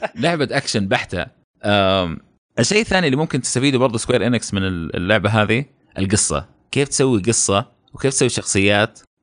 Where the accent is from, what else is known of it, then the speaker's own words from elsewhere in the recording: Saudi Arabia; احنا سعوديين